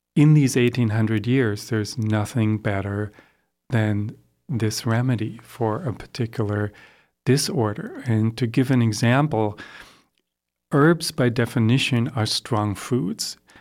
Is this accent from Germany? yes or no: yes; Germany; also born or lived in Sandy River Gorge, Oregon, United States; now in Oregon, United States; I grew up in Germany